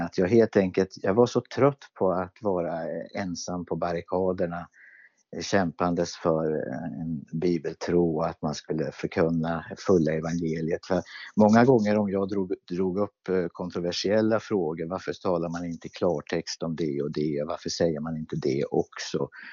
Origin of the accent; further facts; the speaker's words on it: Örebro, Örebro County, Sweden; jag växte upp i Pingstkyrkan i Örebro